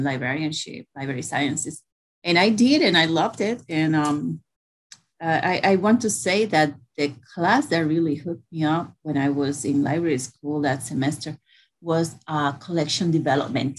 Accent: Puerto Rico; moved away as an adult; also born or lived in New York; I grew up in Puerto Rico

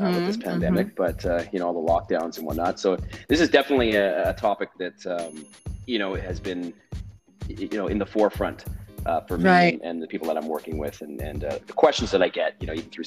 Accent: Western Canada, Canada; I'm from the West Coast, so from Western Canada

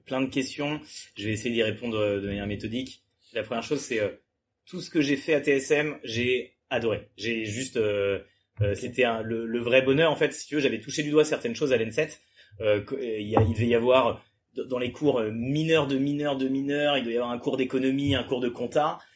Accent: Le Mans, Pays de la Loire, France; moved away as an adult; also born or lived in Toulouse; je viens du Mans, ensuite j'ai fait, j'ai fait prépa au Mans

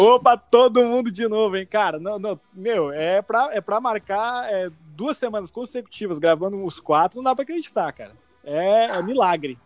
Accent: Brazil; moved away as an adult; now in Canada; Brasil, meu país, minha nação, o lugar que eu nasci

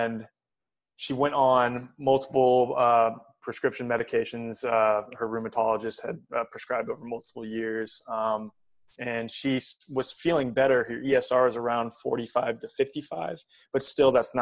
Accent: United States; growing up in the United States

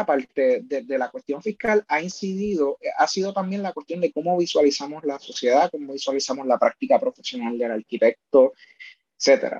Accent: Puerto Rico; Nosotros como colonia

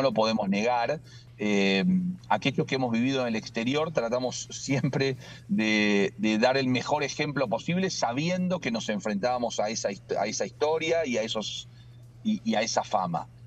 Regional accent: Argentina

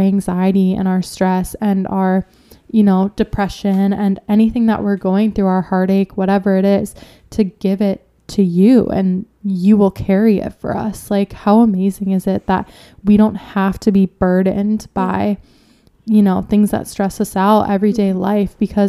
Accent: Minnesota, United States; I'm from Minnesota

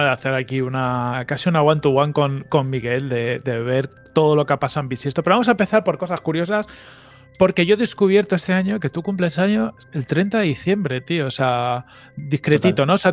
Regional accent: Táchira, Venezuela; yo mira que yo soy gocho

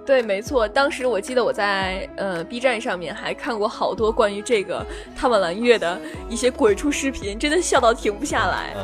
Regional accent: Zhuozhou, Hebei, China; moved away as an adult; now in Tianjin, China; 家里在河北省涿州市，也是被称为普通话之乡的地方，从来一点儿方言都没有

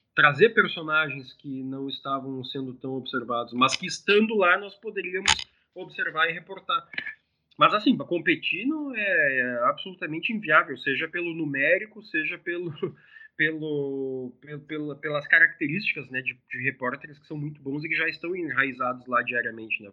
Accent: southern Brazil, Brazil; Para nós aqui que, que somos do sul do Brasil

